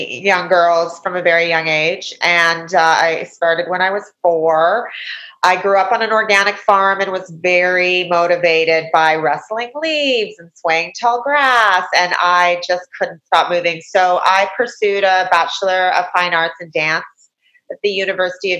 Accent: Canada; moved away as an adult; also born or lived in United States; I'm a Canadian. I was born in Canada. I'm a Canadian citizen

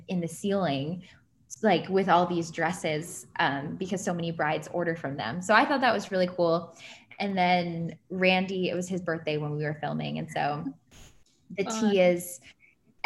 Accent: Ohio, United States; now in New York, United States; I'm from Ohio.

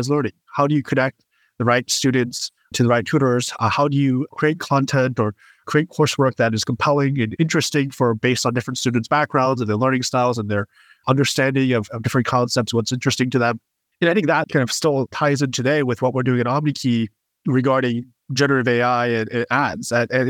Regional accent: Westchester, New York, United States; I grew up in Westchester, New York

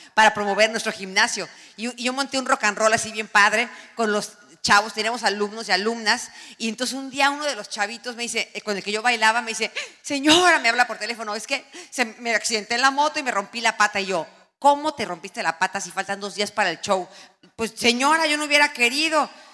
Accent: Tenancingo, State of Mexico, Mexico; Eso es mi pueblo, eso es Tenancingo, tiene un Cristo en la montaña

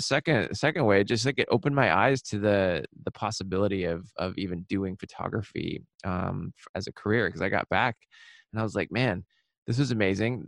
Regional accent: Seattle, Washington, United States; now in New York, United States; I was born and raised in Seattle in the suburbs

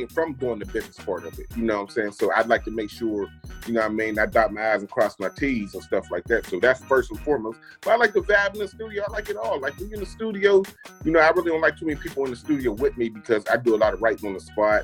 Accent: Pittsburgh, Pennsylvania, United States; I'm from Pittsburgh.

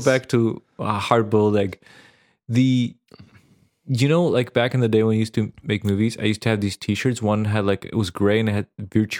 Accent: Serbia; because it was when I grew up in Serbia back in the day, it was war times

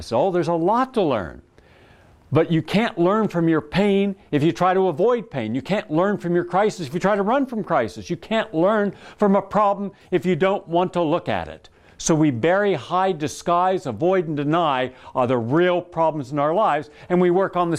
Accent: West Virginia, United States; moved away; where we grew up in West Virginia

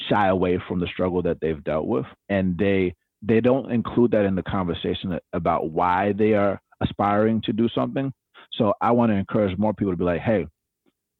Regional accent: Atlanta, Georgia, United States; I grew up in Atlanta, Georgia

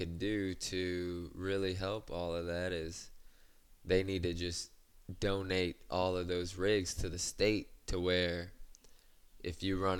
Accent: Venice, Louisiana, United States; I was born and raised right here in Venice, Louisiana

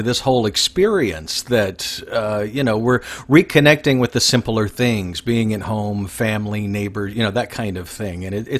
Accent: Florida, United States; Hello, fellow Floridian.

